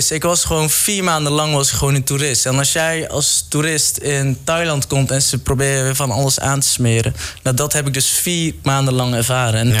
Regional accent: Netherlands; dat ik uit Nederland kom en waarschijnlijk genoeg geld heb

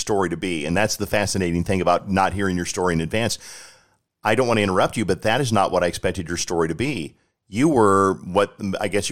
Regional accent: Colorado, United States; I'm from Colorado

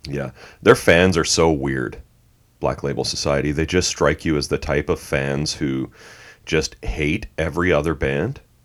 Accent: Canada; I grew up a metalhead in Canada in the eighties

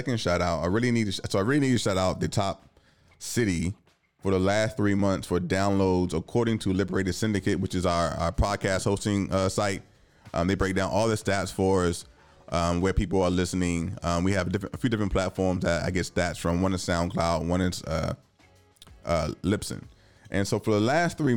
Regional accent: Richmond, Virginia, United States; now in Washington, DC, United States; I'm from Richmond

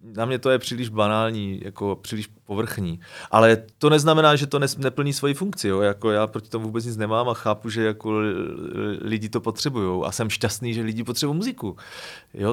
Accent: Moravia, Czechia; moved away as an adult; also born or lived in Prague; když jsem vlastně odcházel z Prahy sem na Moravu

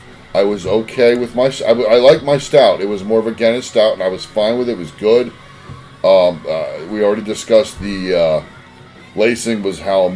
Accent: Canada; Well, I'm a Canadian out in Oli.

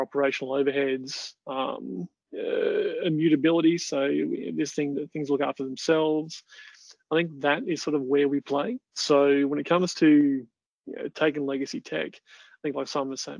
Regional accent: Australia; the Australians are always the loudest ones, getting what we want

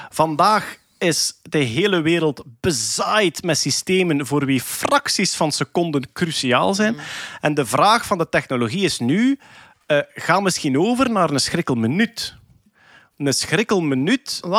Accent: Belgium; staan wij om vijf uur op, hè, als, als, als Belg.

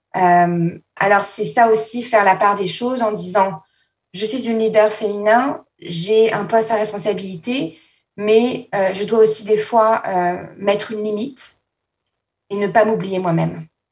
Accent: Paris, Île-de-France, France; moved away; je suis originaire de Paris à la base, hein, donc euh, j'ai grandi à Paris en France

